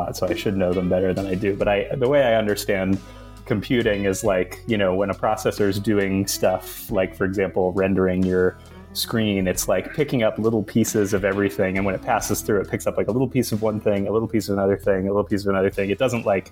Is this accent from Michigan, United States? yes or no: no; Massachusetts, United States; moved away as an adult; now in Virginia, United States; I grew up in Massachusetts.